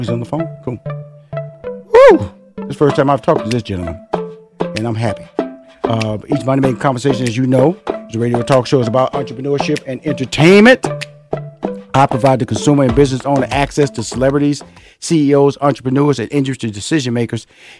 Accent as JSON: {"language": "English", "town": "Houston", "region": "Texas", "country": "United States", "tie": "born or raised there", "said": "Born and raised in Houston, Texas. That's where I'm from."}